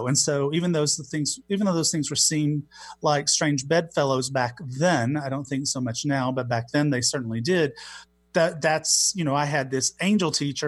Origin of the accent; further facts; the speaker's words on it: Knoxville, the South, United States; accent: Southern; I grew up gay in the Southeast and in the Christian church